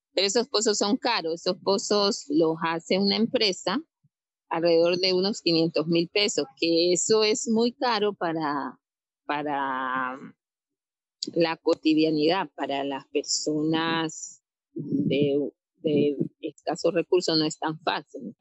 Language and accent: Spanish; Tumaco, Nariño, Colombia; soy de Tumaco, de una zona rural llamada Inguapí